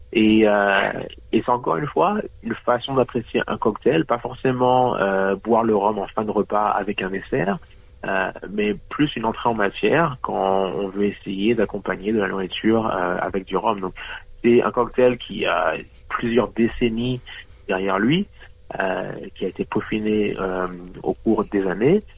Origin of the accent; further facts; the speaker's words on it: Martinique; moved away as an adult; now in New South Wales, Australia; je suis né, j'ai grandi en Martinique